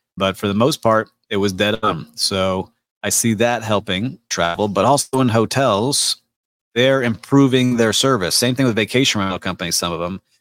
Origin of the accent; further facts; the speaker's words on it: Miami, Florida, United States; my hometown, Miami, and Miami Beach